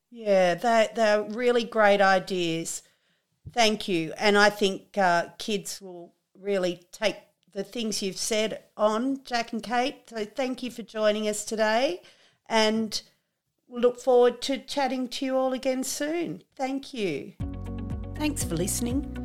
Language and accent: English; Trangie, New South Wales, Australia; I'm from Trangie